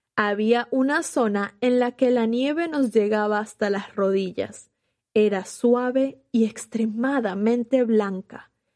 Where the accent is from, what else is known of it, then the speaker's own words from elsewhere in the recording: Venezuela; moved away as an adult; now in Los Angeles, United States; En Venezuela, mi país de origen